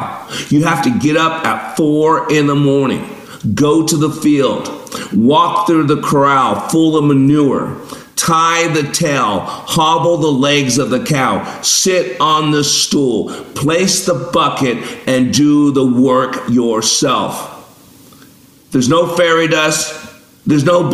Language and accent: English; Las Vegas, Nevada, United States; I grew up in Vegas